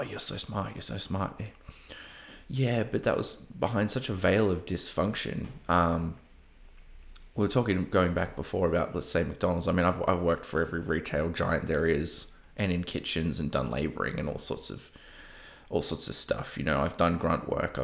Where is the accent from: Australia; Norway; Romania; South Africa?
Australia; Coffs Harbour, New South Wales; moved away as an adult; also born or lived in Sunshine Coast, Australia; now in Melbourne, Australia; Coffs Harbour, my hometown